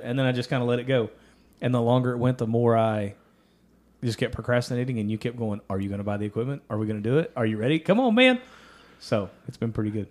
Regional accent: Ashland, Kentucky, United States; we actually went to my hometown for it

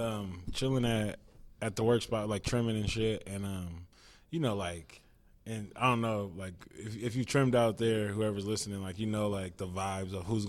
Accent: Richmond, California, United States; growing up in Richmond when I was like a young kid

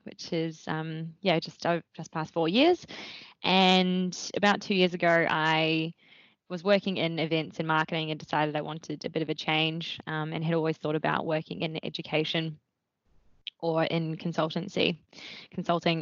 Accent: Wellington, New Zealand; moved away as an adult; also born or lived in Dunedin, New Zealand; now in Melbourne, Australia; I grew up in Wellington in New Zealand

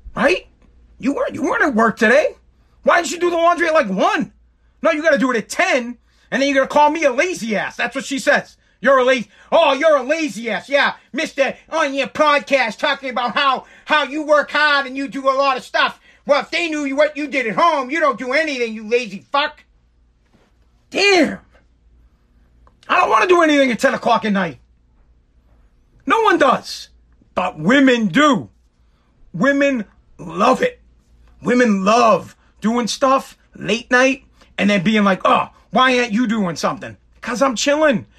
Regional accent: Massachusetts, United States; also born or lived in Revere, Massachusetts; I'm from Massachusetts

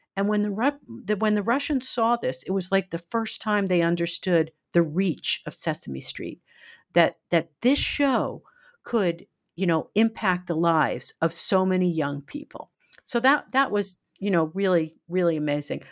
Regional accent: United States; as an American, uh, used to more freedoms

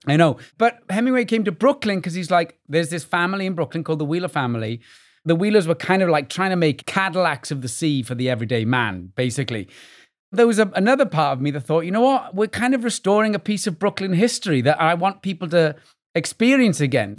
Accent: Wales, United Kingdom; moved away as an adult; now in New York, United States; growing up in Wales

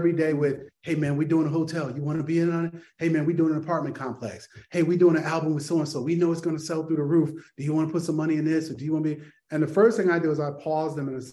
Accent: Bridgeport, Connecticut, United States; Bridgeport, Connecticut, my hometown.

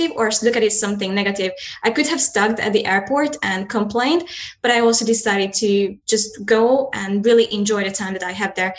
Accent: Hungary; I'm a Hungarian and I live close to Ukrainian and Romanian border

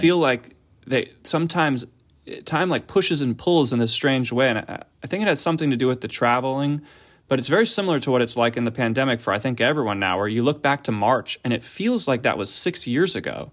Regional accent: Philadelphia, Pennsylvania, United States; moved away as an adult; now in Los Angeles, United States; I grew up in the Philadelphia area

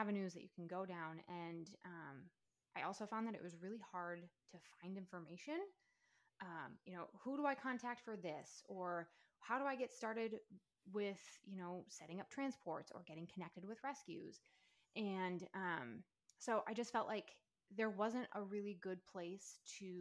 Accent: Minnesota, United States; now in Alabama, United States; So I am originally from Minnesota, moved to Alabama

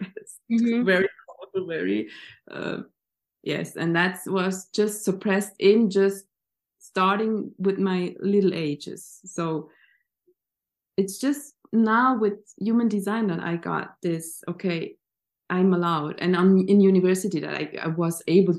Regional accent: Switzerland; I grew up in Switzerland.

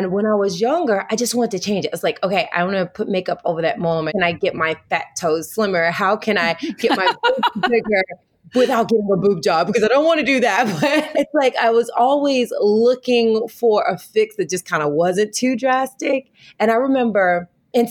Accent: Tennessee, United States; moved away as an adult; also born or lived in Wichita, Kansas; now in California, United States; I'm a Southern girl. I'm from the South. I'm from Tennessee. Mm. So being raised as a Southern Baptist

